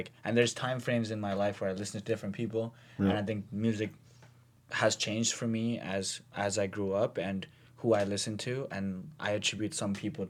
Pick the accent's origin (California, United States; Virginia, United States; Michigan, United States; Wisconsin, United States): California, United States; Compton; I'm from Compton.